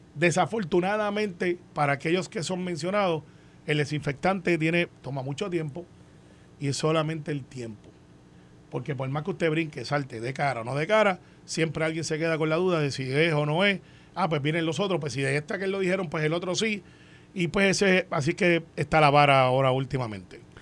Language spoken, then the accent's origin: Spanish; Puerto Rico